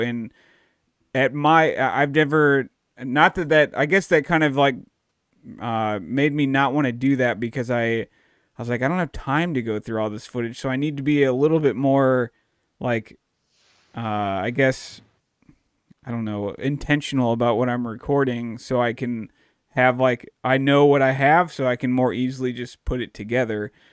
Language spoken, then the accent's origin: English; Dallas, Texas, United States; moved away; I grew up down in Dallas